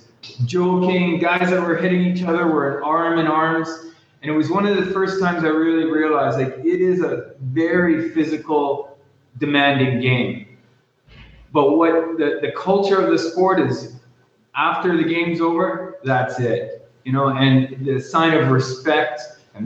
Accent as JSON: {"language": "English", "town": "Vancouver", "region": "British Columbia", "country": "Canada", "tie": "born or raised there", "also_born_or_lived": "Guatemala", "first_language": "English", "moved": "as an adult", "lives_now": "Dominican Republic", "said": "I'm originally from Canada, yeah, from British Columbia, Vancouver area"}